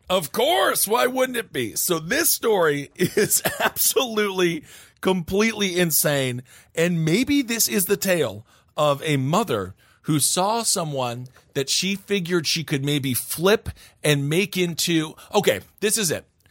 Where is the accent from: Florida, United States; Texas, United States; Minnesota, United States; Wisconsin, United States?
Wisconsin, United States; moved away; originally from my home state of Wisconsin